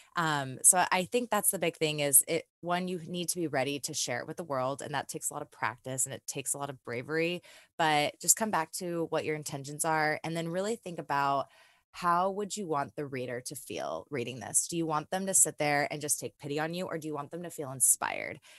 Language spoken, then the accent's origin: English; California, United States; moved away as an adult; now in Nashville, United States; I'm originally from California and I moved out to Nashville about two months after the breakup